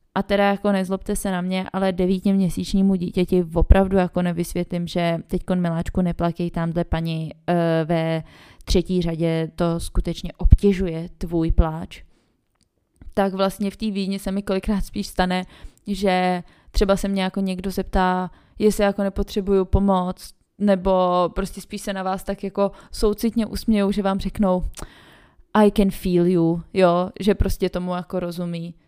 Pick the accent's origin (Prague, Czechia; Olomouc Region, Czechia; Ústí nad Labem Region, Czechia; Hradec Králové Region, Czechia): Prague, Czechia; moved away as an adult; now in Vienna, Austria; té rodiny mám především stále v Praze, odkud pocházím